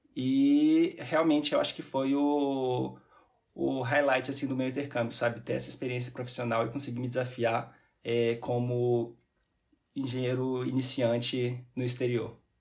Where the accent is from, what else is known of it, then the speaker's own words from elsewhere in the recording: Belo Horizonte, Minas Gerais, Brazil; moved away as an adult; now in Paris, France; eu sou mineiro